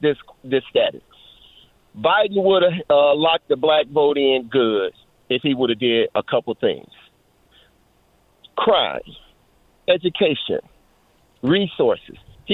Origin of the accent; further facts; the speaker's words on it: Flint, Michigan, United States; I'm black. I come from the hood. I come from Flint.